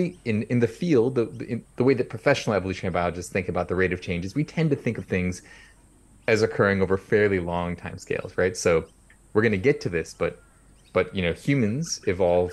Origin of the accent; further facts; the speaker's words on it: near San Francisco, coastal California, United States; I grew up in California, coastal California, near San Francisco